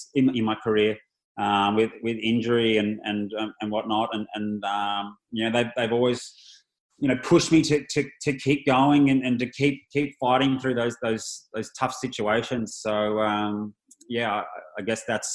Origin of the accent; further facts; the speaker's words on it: Australia; being an Aussie